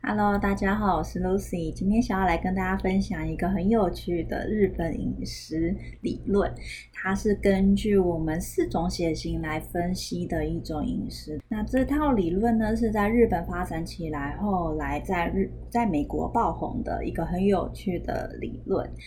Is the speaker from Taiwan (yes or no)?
yes; Taiwan; 不然我们台湾人应该普遍上来说是天生都没有乳糖的酵素的